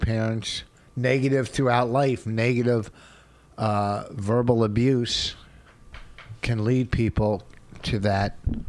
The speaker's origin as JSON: {"language": "English", "country": "Canada", "said": "quit being Canadian and go, you know what?"}